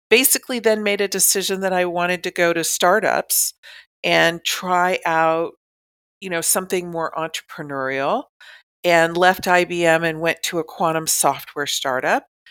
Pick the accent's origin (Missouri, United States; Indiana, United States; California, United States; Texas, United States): California, United States; Southern; I grew up in Southern California